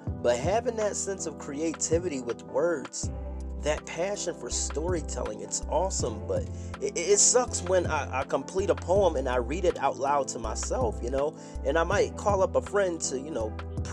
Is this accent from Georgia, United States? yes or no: no; Philadelphia, Pennsylvania, United States; We grew up in Philly. We're all from Philadelphia, PA